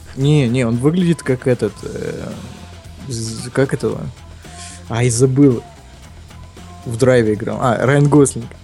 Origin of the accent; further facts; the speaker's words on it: Ukraine; я украинец